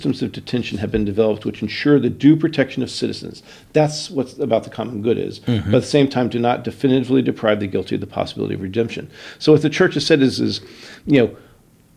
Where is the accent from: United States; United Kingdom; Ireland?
United States; Florida; I grew up in Florida